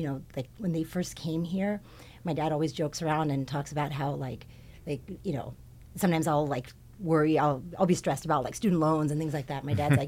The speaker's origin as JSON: {"language": "English", "town": "Hawthorne", "region": "California", "country": "United States", "tie": "born there", "said": "Okay, so I was born in the South Bay. When I was born, my family lived in Hawthorne."}